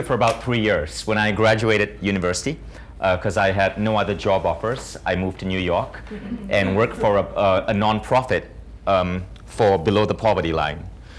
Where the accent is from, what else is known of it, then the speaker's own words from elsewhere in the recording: India; I did that because I'm an Indian dude, and if you're an Indian dude, like you gotta be a lawyer, a doctor, an engineer, or a family embarrassment, right?